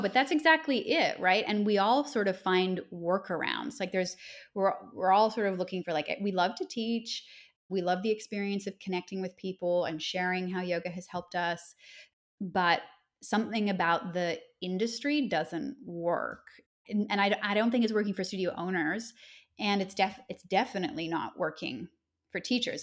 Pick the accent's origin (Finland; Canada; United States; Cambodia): Canada; Nova Scotia; moved away as an adult; now in Australia; I grew up in Nova Scotia